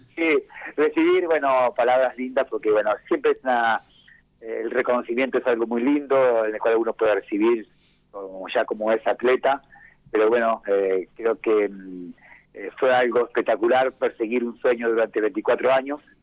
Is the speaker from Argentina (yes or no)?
yes; Mar del Plata, Buenos Aires Province, Argentina; soy una platense